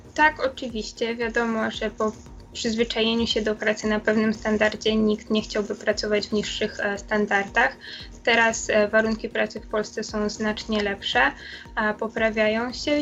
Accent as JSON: {"language": "Polish", "country": "Poland", "moved": "as an adult", "lives_now": "Virginia, United States", "said": "wszyscy jesteśmy z Polski"}